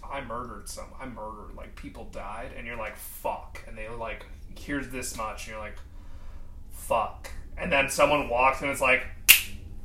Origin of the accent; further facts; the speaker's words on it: United States; we are American